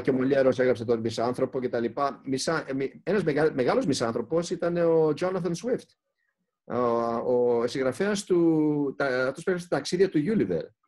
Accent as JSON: {"language": "Greek", "country": "Greece", "said": "είμαστε Έλληνες"}